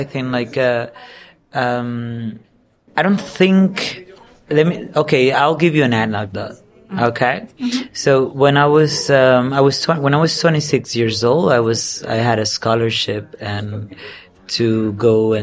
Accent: Dominican Republic; English is a second language; I'm from the Dominican Republic

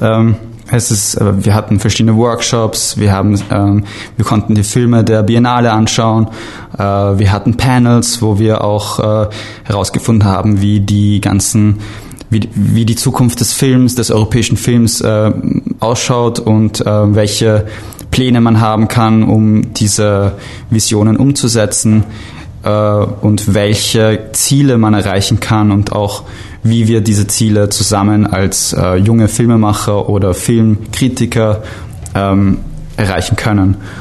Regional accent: Vienna, Austria; ich komme aus Wien, äh, Österreich

